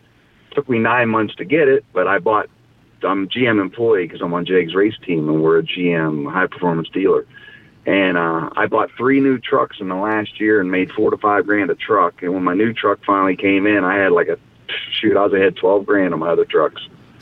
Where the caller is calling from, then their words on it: Westerville, Ohio, United States; Westerville, Ohio.